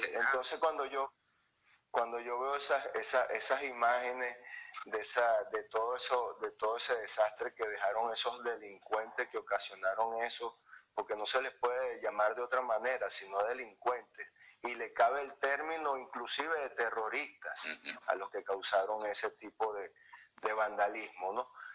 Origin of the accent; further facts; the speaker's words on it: Venezuela; moved away; nosotros somos venezolanos